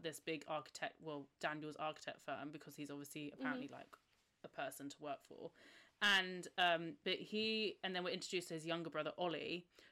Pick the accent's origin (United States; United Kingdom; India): United Kingdom; England